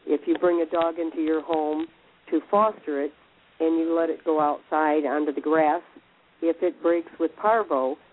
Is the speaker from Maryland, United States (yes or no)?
no; Michigan, United States; I'm from Michigan